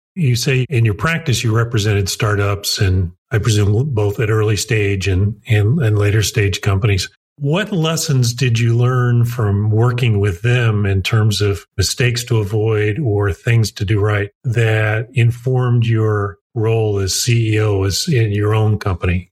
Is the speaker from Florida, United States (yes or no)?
no; Greencastle, Indiana, United States; a small town called Greencastle, Indiana, where I grew up